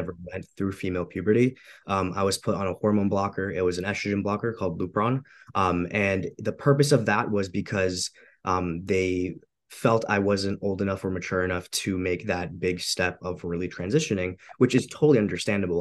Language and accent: English; Romania; moved away; I'm an immigrant too. So I come from Eastern Europe. I'm from Romania.